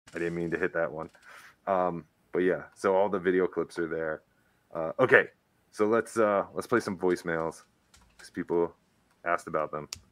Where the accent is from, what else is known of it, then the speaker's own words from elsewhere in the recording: New Jersey, United States; now in Colorado, United States; growing up in New Jersey